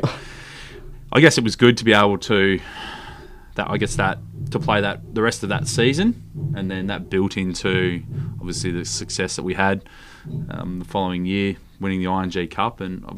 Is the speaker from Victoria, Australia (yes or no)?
yes; Stratford, Victoria, Australia; also born or lived in Sale, Victoria; now in Perth, Australia; So I was born in Sale, but actually grew up 15 k's out of Sale, a little town called Stratford.